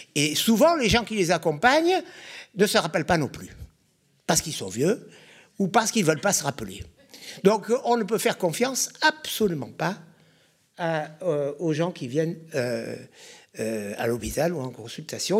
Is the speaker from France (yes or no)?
yes; Bordeaux, Nouvelle-Aquitaine, France; Je suis né à Bordeaux, c'est déjà en soi un conflit d'intérêts. J'ai fait toutes mes études à Bordeaux, j'ai quasiment jamais quitté Bordeaux.